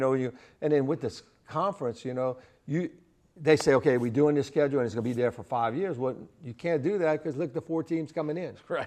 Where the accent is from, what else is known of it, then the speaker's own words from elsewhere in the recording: Lafayette, Louisiana, United States; being in my hometown